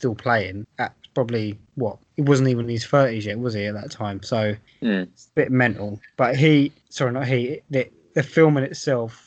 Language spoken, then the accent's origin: English; England, United Kingdom; growing up in England